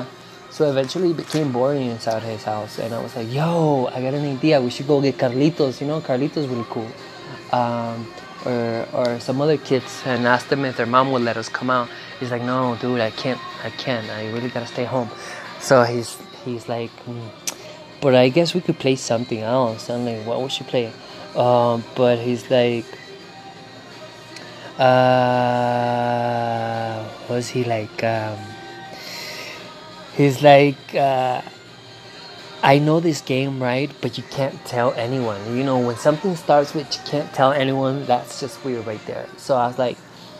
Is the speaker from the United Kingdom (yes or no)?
no; Venezuela; English is a second language; moved away; Growing up in Venezuela